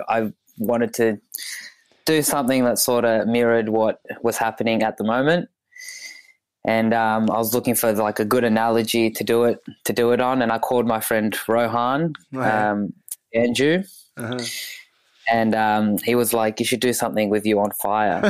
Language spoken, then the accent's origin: English; Australia; also born or lived in Ethiopia; I was born there. Came here in 2004